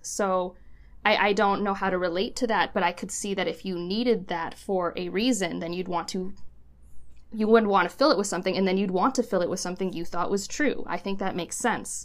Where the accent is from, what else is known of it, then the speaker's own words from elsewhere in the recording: Cleveland, Ohio, United States; I grew up in Cleveland